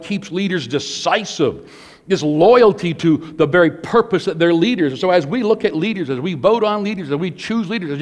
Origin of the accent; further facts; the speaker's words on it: Porcupine Plains, Saskatchewan, Canada; Us Canadians, I'm Canadian, born in Canada, Porcupine Plains, Saskatchewan, so I'm as Canadian as anybody.